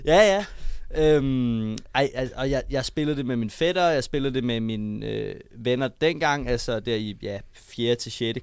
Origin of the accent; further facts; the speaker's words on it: Copenhagen, Capital Region of Denmark, Denmark; jeg kommer sådan der som rigtig københavner